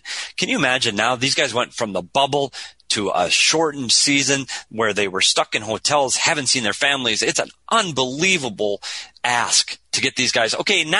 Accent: United States; as an American

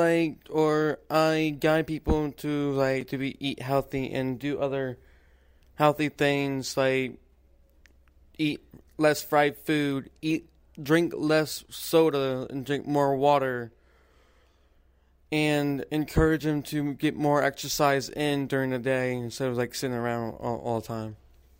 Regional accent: Louisiana, United States; I am from Louisiana.

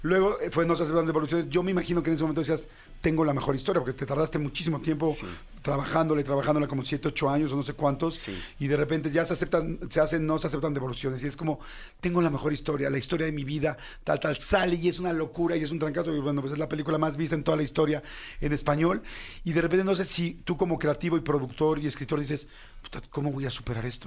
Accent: Mexico

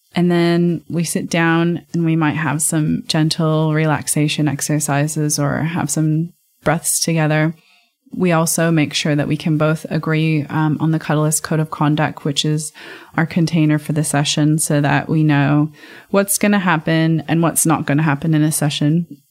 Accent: United States; being American

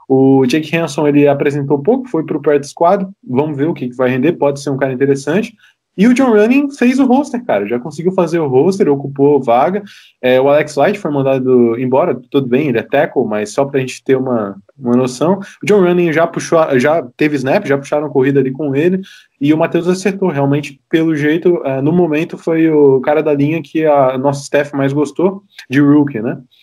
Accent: Florianópolis, Santa Catarina, Brazil; eu sou de, de, é, de Floripa

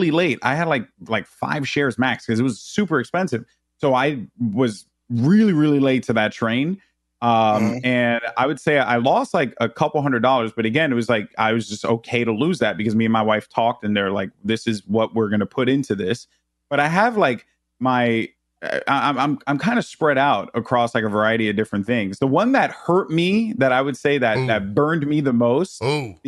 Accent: New York City, New York, United States; growing up in the Bronx

